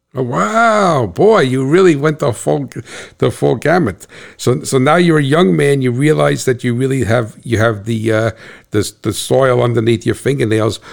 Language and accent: English; New Jersey, United States; I'm from New Jersey